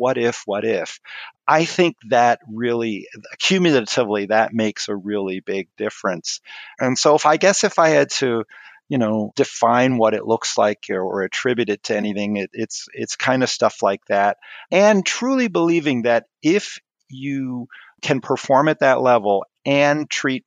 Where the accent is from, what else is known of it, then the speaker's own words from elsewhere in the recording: Maryland, United States; moved away as an adult; also born or lived in Twin Cities, Minnesota; I grew up in Maryland